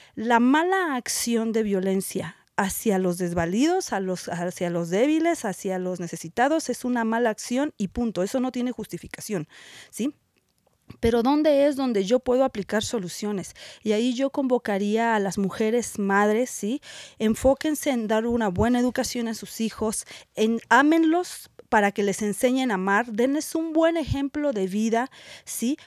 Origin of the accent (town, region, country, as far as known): Mexico